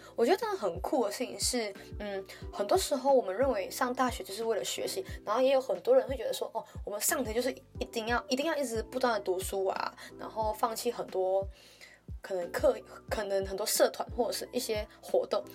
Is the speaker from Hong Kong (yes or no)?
no; Malaysia; moved away as an adult; now in Taiwan; 像我一样来自马来西亚